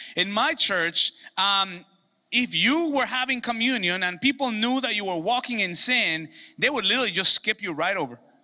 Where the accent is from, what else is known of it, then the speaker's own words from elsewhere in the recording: Mexico; moved away; Cousins that I grew up with in Mexico